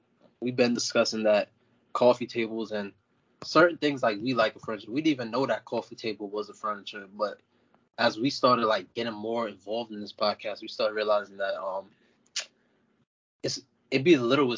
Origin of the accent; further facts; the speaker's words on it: New York City, New York, United States; also born or lived in Montana; I'm from the Bronx, New York.